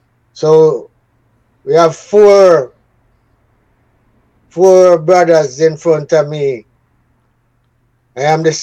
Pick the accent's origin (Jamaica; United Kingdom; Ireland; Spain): Jamaica; Kingston; also born or lived in Saint Ann, Jamaica; I was born in the parish of St. Anne's. Lime Tree Garden. That's where my mother and my father come from, you know. And I was born there, but I grew up in Trenchtown. My mother took me to Kingston when I was 5 years old.